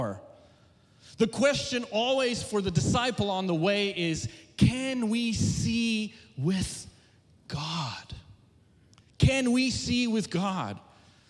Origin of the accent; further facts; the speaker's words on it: South Africa; moved away as an adult; now in United States; I was born and raised in South Africa, came to the U.S. in 2001